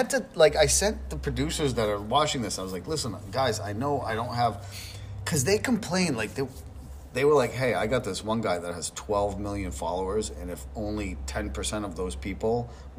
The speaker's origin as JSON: {"language": "English", "town": "Manchester", "region": "New Hampshire", "country": "United States", "said": "I'm from Manchester."}